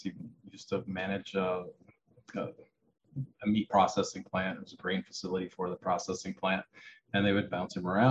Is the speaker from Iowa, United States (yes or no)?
yes; Iowa, United States; I grew up in Iowa on a farm.